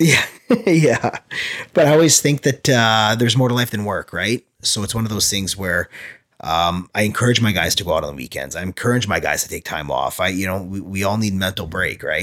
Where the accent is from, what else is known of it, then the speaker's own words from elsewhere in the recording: small town near Winnipeg, Manitoba, Canada; also born or lived in Moncton, New Brunswick; in grade five, sorry, moved back and grew up in a small town